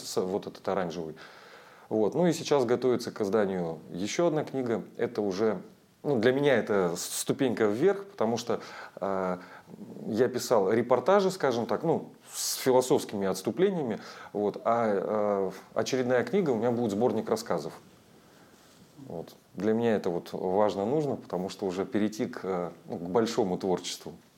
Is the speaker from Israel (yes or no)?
no; Provideniya, Chukotka Autonomous Okrug, Russia; also born or lived in Anadyr; я родился и вырос на Чукотке. А, родиной считаю, родился в Анадыре, в столице а, Чукотского автономного округа. Но э, все детство и юность провел в проведении